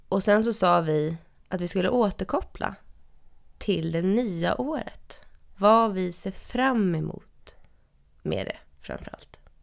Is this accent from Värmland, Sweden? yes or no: no; Stockholm, Stockholm County, Sweden; jag är ju uppvuxen i Stockholm